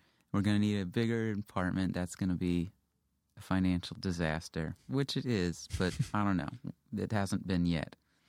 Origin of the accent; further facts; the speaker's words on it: Houston, Texas, United States; Yeah, I grew up in Houston.